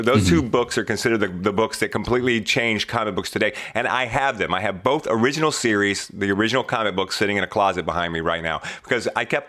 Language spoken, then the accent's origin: English; Louisiana, United States; I grew up in Louisiana.